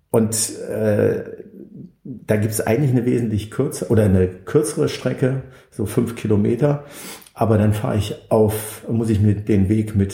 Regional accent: Düsseldorf, North Rhine-Westphalia, Germany; Ich bin ja in Düsseldorf groß geworden, also ähm, geboren

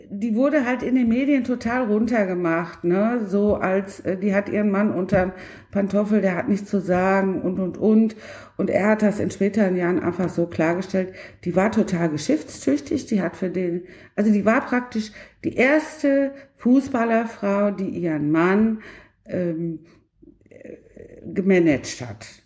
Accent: Cologne, North Rhine-Westphalia, Germany; und da muss ich als Kölnerin sagen, äh, Köln kommt dabei nicht so ganz gut weg.

